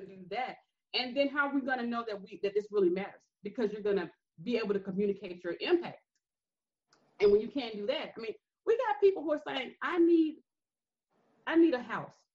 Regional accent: Greenville, Alabama, United States; I'm from Greenville, Alabama

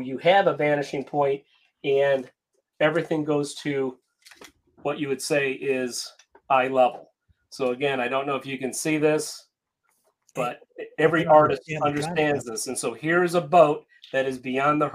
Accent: Cleveland, Ohio, United States; I'm from Cleveland, Ohio

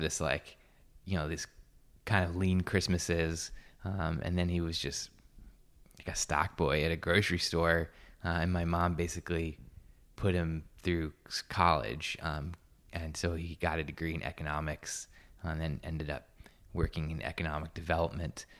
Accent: Newburgh, New York, United States; also born or lived in Poughkeepsie, New York; now in Encinitas, United States; I was born in a town called Poughkeepsie, um, and grew up outside of um, right outside of Newburgh, which is kind of like a post-industrial city

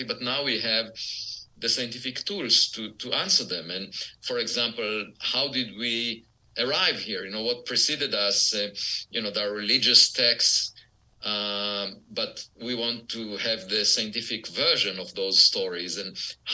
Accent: Israel; moved away; I was born in Israel, and it's obligatory to serve in the military

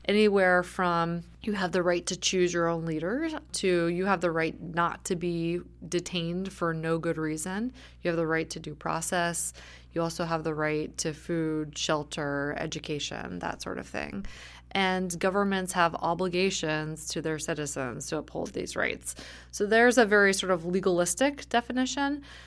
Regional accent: suburb of Atlanta, Georgia, United States; I grew up in Georgia in a suburb of Atlanta

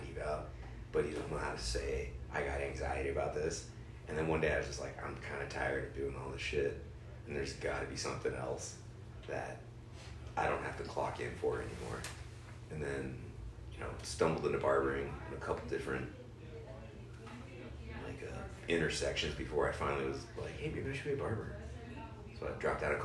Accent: San Marcos, California, United States; I'm from San Marcos.

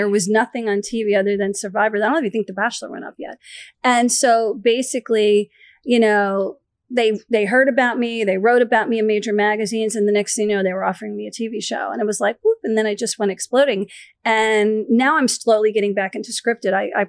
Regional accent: East Coast, United States; But I'm from the East Coast.

